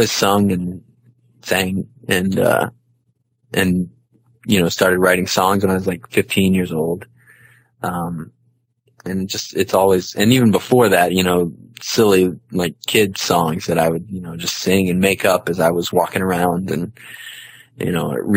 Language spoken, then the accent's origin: English; Gainesville, Georgia, United States; moved away as an adult; also born or lived in Dallas, Texas / Chicago; born in Gainesville, Georgia, which is about 45 minutes northeast of Atlanta